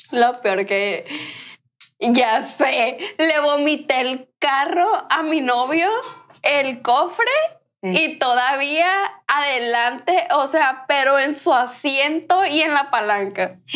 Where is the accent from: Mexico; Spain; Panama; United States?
United States; nos casamos, yo soy americana, güey.